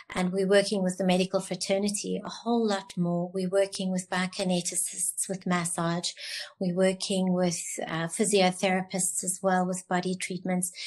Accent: Cape Town, Western Cape, South Africa; I'm from Cape Town.

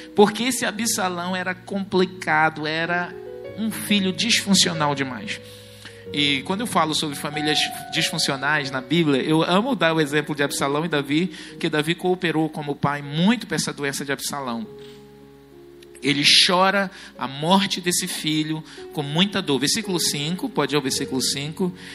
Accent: Brazil; nós somos brasileiros

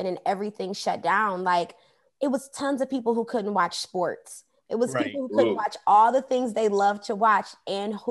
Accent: Detroit, Michigan, United States; moved away as an adult; also born or lived in Hollywood; now in Los Angeles, United States; I was raised in Detroit, Michigan. So I'm from the D.

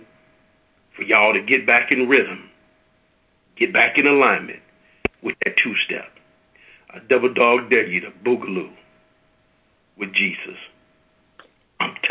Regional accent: Midwest, United States; I'm from the Midwest

